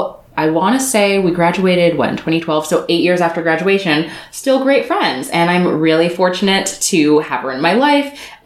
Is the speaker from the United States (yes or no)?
yes; San Diego, California, United States; moved away as an adult; also born or lived in New York; now in Los Angeles, United States; I was born in New York and I didn't move to San Diego until I was like five. And so I lived in San Diego for 12 years. It's now been 12 years since we moved to LA.